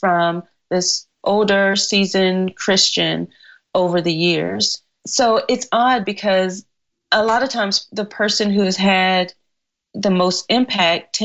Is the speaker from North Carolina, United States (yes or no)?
yes; North Carolina, United States; moved away as an adult; also born or lived in Cayman Islands; I'm from North Carolina. So our tea is always cold and sweet.